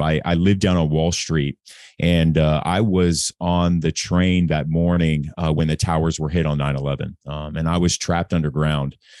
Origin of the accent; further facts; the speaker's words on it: Anaheim, California, United States; moved away as an adult; also born or lived in Newport Beach / Corona del Mar / New York; I grew up in Anaheim Hills, Newport Beach, Corona del Mar, um, really affluent neighborhoods